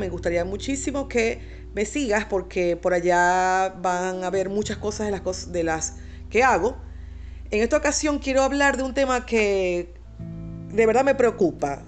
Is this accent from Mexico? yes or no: no; Venezuela; en mi país. Por cierto, en país Venezuela